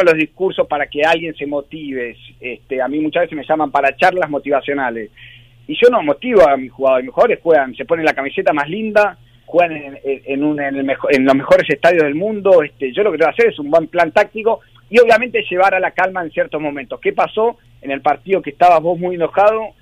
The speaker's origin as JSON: {"language": "Spanish", "country": "Argentina"}